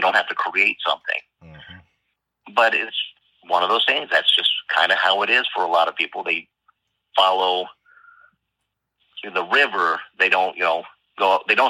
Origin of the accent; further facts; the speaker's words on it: Stockton, California, United States; So, you know, I'm from Stockton.